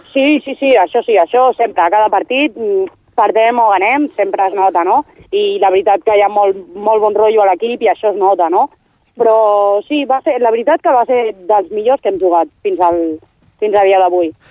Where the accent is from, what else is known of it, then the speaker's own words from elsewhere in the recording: Badia del Vallès, Catalonia, Spain; de Badia, sense comptar amb mi, som cinc més. Som sis, sis de Badia